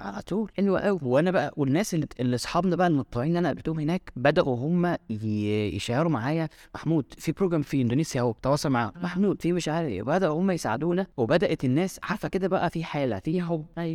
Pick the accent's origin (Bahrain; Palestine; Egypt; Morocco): Egypt; من مصر